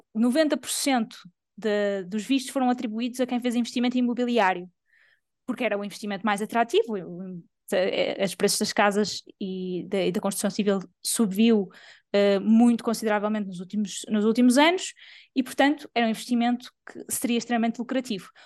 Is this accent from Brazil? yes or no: no; Portugal; sou portuguesa e trabalho em Portugal